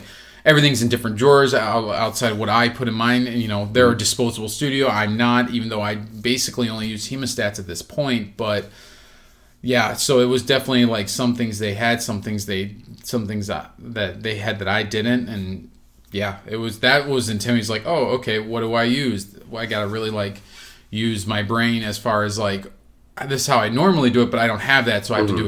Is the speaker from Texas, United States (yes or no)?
yes; Texas, United States; now in Illinois, United States; I played football because I grew up in Texas